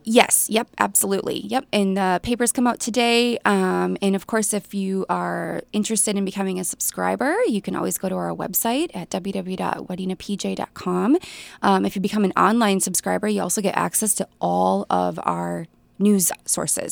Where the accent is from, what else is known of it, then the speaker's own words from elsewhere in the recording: Staples, Minnesota, United States; I'm from Staples